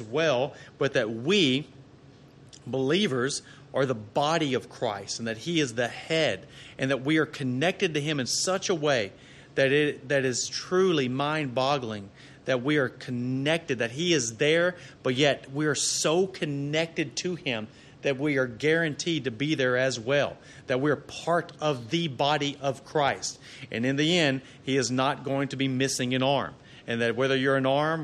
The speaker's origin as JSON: {"language": "English", "region": "Arkansas", "country": "United States", "moved": "yes", "lives_now": "Texas, United States", "said": "I'm from Arkansas originally"}